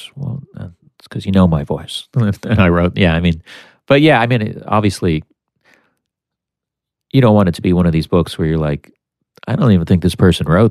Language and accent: English; United States; one American, which was me